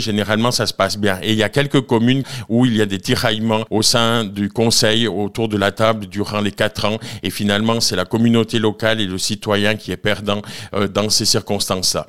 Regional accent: Nendaz, Valais, Switzerland; je suis originaire de Nanda, où j'habite toujours, à Haute-Nanda précisément.

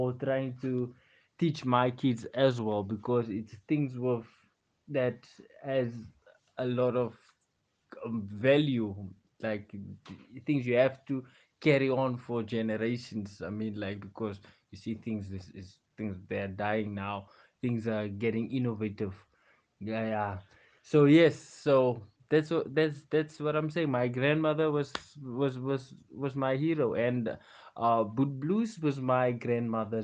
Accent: Western Cape, South Africa; I grew up in Western Cape.

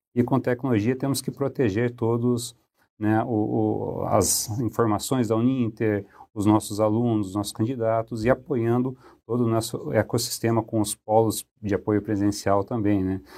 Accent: Cascavel, Paraná, Brazil; moved away as an adult; now in Curitiba, Brazil; Eu sou paranaense, eu sou de Cascavel, mas já me considero curitibano porque eu moro basicamente há 28 anos aqui em Curitiba. Vim para cá para estudar

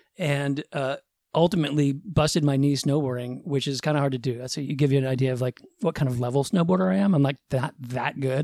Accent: suburbs of Boston, Massachusetts, United States; I grew up in the Northeast, suburbs of Boston

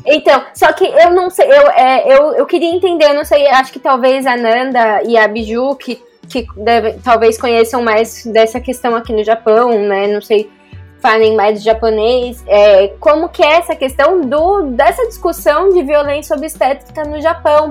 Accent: Brazil; moved away as an adult; now in Japan; eu cresci no Brasil, a minha cultura é totalmente brasileira

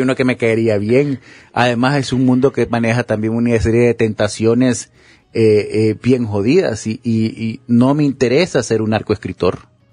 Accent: Honduras; moved away as an adult; este es el país que yo amo, este es el país en el que yo nací

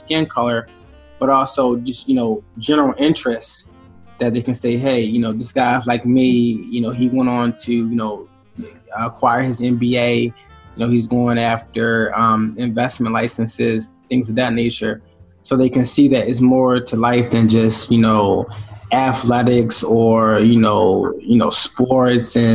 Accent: Baltimore, Maryland, United States; moved away as an adult; now in Newark, Delaware, United States; we're from Baltimore

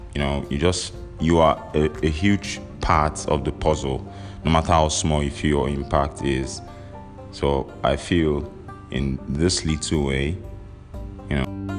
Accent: Nigeria; I'm Nigerian

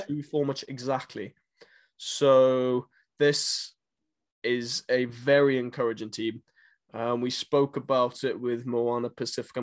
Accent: Nelspruit, Mpumalanga, South Africa; in Nelspruit, in my hometown

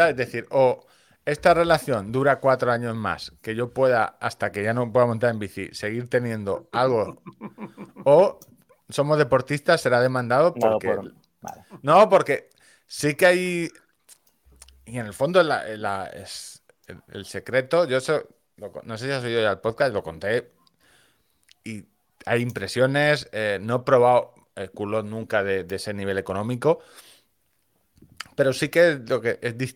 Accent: Galicia, Spain; soy gallego.

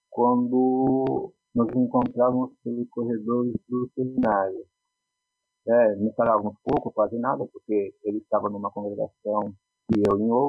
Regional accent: Poá, São Paulo, Brazil; devo dizer que eu sou nascido em Poá, e moro em Poá, e que eu nasci num ano e num mês emblemático de nossa história universal, humana, brasileira. Eu nasci no maio

